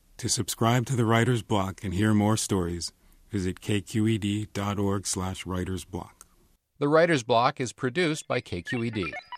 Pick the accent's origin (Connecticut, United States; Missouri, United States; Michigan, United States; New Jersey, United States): New Jersey, United States; now in Los Angeles, United States; I'm from New Jersey